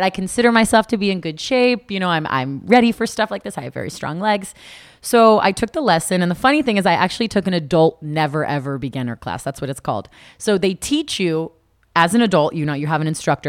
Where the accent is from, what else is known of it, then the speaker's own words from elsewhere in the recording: South Florida, United States; also born or lived in Tallahassee, Florida; I was born and raised in South Florida